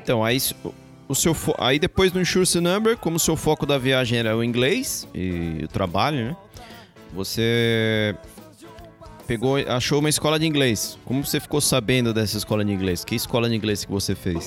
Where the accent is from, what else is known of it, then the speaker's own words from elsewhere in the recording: São Paulo, Brazil; moved away as an adult; also born or lived in London, United Kingdom / Guarulhos, Brazil; A gente, a gente nasceu no Brasil